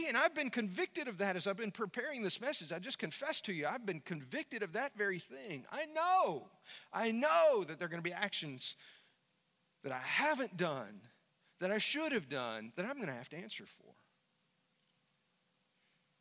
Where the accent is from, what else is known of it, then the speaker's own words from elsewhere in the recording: United States; as an American